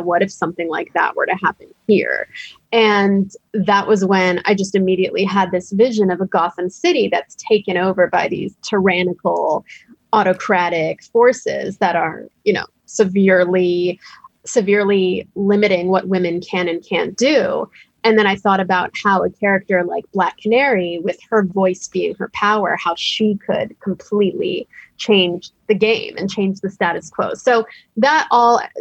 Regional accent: United States; I was born years later in the United States

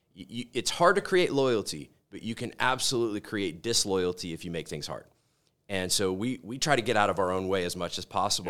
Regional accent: Corpus Christi, Texas, United States; moved away as an adult; now in Colorado, United States; I grew up in Corpus Christi, Texas, on the Gulf Coast

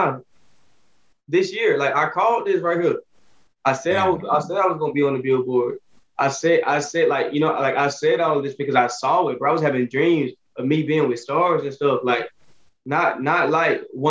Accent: Alabama, United States; I'm from off Alabama. Shout out my city

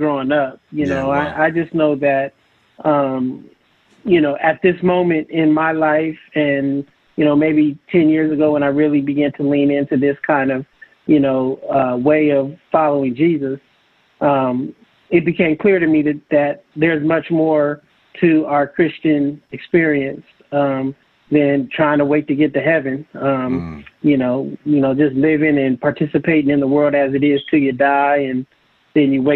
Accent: San Francisco, California, United States; I grew up in San Francisco.

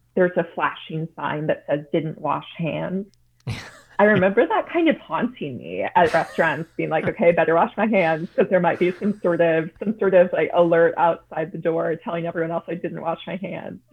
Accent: Chicago, Illinois, United States; growing up in the Chicago area

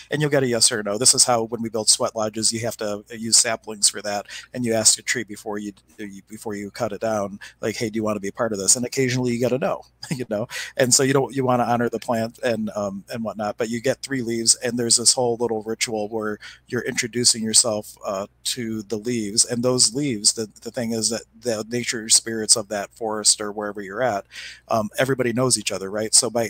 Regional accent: Pittsburgh, Pennsylvania, United States; I come from Pittsburgh, Pennsylvania.

